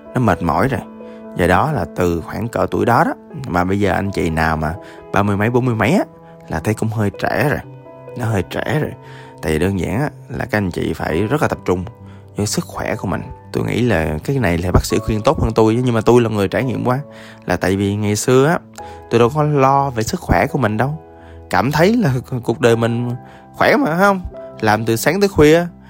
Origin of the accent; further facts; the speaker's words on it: Da Lat, Lam Dong, Vietnam; moved away; tôi ở à, đà lạt lúc đó quê tôi